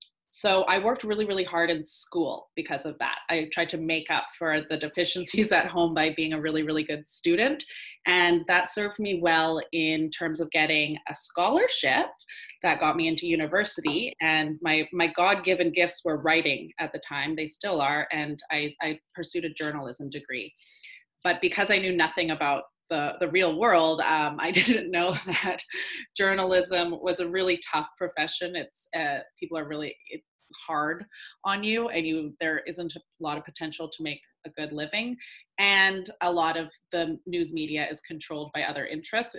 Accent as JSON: {"language": "English", "town": "Vancouver", "region": "British Columbia", "country": "Canada", "moved": "as an adult", "lives_now": "Los Angeles, United States", "said": "I currently live in LA, but I'm from Vancouver"}